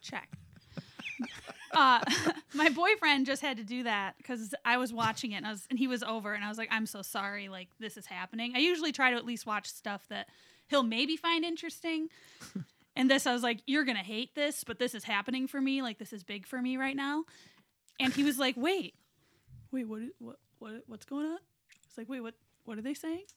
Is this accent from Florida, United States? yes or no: no; East Lansing, Michigan, United States; I grew up in East Lansing